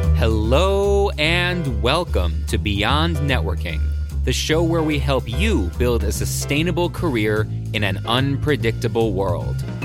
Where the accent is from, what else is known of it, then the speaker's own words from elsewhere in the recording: Buffalo, New York, United States; now in Connecticut, United States; I'm from Buffalo, New York, originally